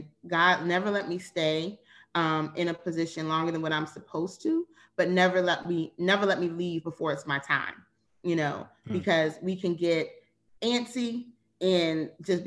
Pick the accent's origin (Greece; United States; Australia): United States; Virginia; moved away as an adult; also born or lived in Charlotte, North Carolina; I was born and raised in Virginia